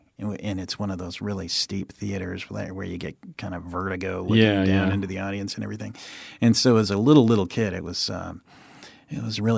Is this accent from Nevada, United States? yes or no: no; California, United States; also born or lived in Japan / Santa Fe, New Mexico; now in Florida, United States; I grew up in Southern California. College at Chico State, California. That's in Northern California, about 100 miles north of Sacramento.